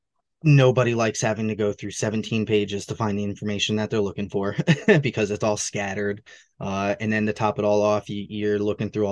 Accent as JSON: {"language": "English", "area": "Hudson Valley", "region": "New York", "country": "United States", "tie": "born or raised there", "said": "here in the Hudson Valley, in New York"}